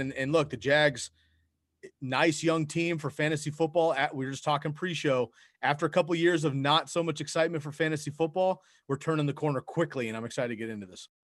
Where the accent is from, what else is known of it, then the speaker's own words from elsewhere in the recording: San Francisco, California, United States; now in Eugene, United States; that's where I grew up in San Francisco going to ball games when I was a kid.